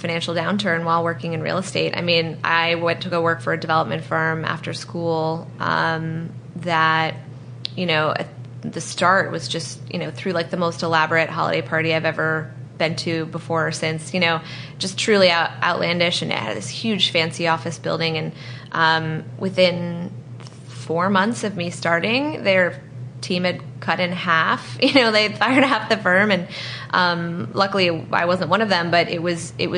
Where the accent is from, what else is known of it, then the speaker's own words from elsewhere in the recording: East Coast of the U.S., United States; now in San Francisco, United States; I grew up on the East Coast of the U.S.